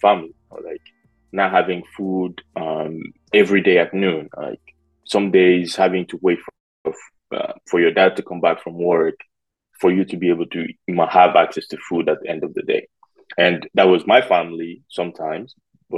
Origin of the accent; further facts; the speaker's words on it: Conakry, Guinea; now in United States; I was born in Conakry in a neighborhood called Bonfim, which is where my mom still lives today